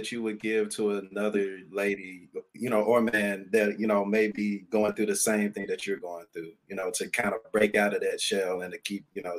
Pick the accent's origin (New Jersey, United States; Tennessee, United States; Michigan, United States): Tennessee, United States; Memphis; We're certified Memphian, so we're all from Memphis, we like to say.